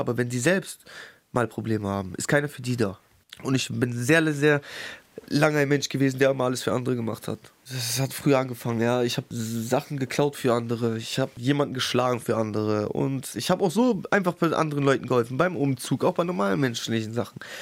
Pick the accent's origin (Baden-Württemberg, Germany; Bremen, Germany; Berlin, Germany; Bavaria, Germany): Bremen, Germany; Ich bin in Findorf aufgewachsen